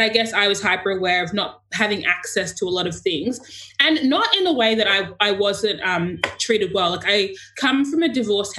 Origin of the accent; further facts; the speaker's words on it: Sydney, New South Wales, Australia; I am born and raised in Sydney, but I am from Ghana, which is in west of Africa.